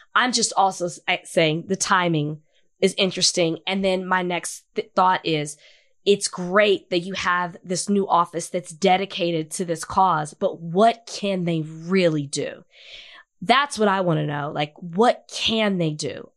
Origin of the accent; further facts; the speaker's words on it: Dallas, Texas, United States; I'm from Dallas. I'm from Oak Cliff